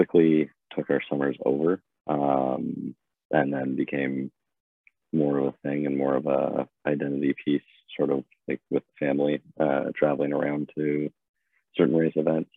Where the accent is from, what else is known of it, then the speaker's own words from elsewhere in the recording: Bradford, Ontario, Canada; moved away as an adult; also born or lived in Kitchener, Ontario / Horseshoe Valley, Ontario; now in Victoria, Canada; born in Kitchener. I grew up in Bradford and then moved north of Barrie to a place called Horseshoe Valley